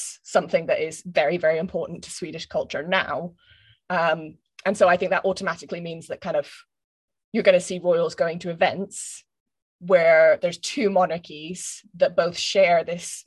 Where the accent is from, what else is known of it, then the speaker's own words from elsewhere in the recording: Scotland, United Kingdom; my education as a Scottish person